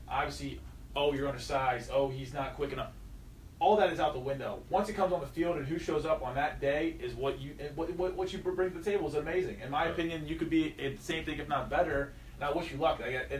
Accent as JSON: {"language": "English", "town": "Columbus", "region": "Ohio", "country": "United States", "tie": "born or raised there", "said": "So look, growing up in Columbus, my mom is from Cleveland, my dad is from Cincinnati."}